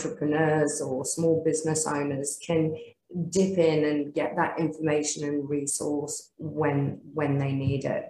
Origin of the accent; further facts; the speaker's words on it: Australia; we are proudly Australian. We live in a great country